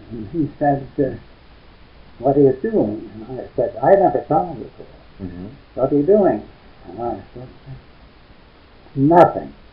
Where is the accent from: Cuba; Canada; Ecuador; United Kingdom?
Canada; Ontario; now in Edmonton, Canada; I was born in Ontario.